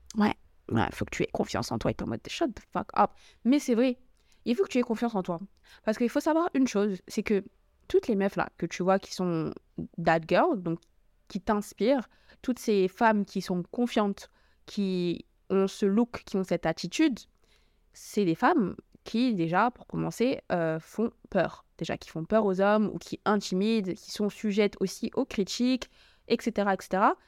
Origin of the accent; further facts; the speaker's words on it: Paris, Île-de-France, France; je suis française, enfin, parce que je suis parisienne